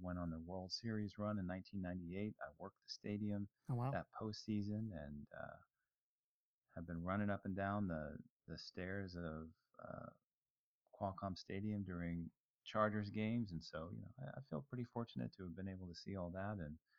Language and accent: English; San Diego, California, United States; also born or lived in Hawaii / Virginia; I was born and raised in San Diego, as well as many other places. My dad was in the Navy, so I lived in Hawaii, Virginia, just all over the place, man.